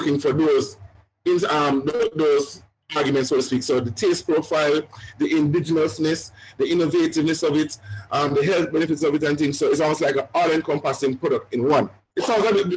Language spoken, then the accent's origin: English; Jamaica; now in Canada; we're Jamaican